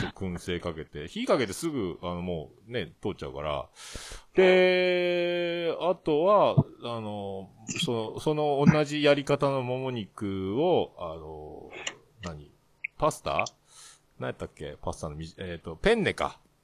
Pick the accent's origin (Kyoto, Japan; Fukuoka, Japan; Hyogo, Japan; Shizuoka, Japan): Fukuoka, Japan; 福岡県、市、市内。市内だったら僕と一緒